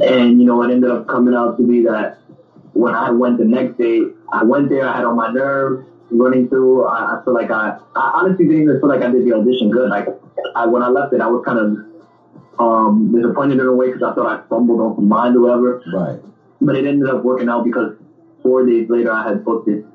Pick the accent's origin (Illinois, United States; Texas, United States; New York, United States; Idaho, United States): New York, United States; New York City; also born or lived in Manhattan; I was born and raised in the Bronx. So I was 16 years old, and then I moved up to Manhattan